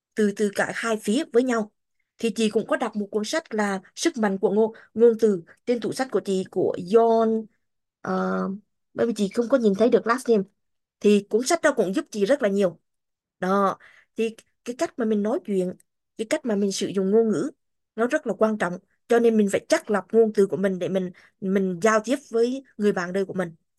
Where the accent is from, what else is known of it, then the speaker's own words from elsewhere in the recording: Vietnam; first language Vietnamese; moved away as an adult; now in United States; mình sinh ra và lớn lên ở Việt Nam ngôn ngữ chính của mình là Việt Nam Vietnamese